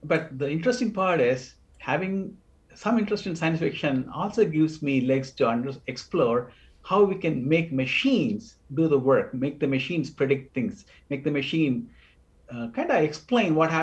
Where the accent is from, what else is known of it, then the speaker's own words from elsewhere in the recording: India; moved away; I'm from India originally, and we are used to having sweet soups.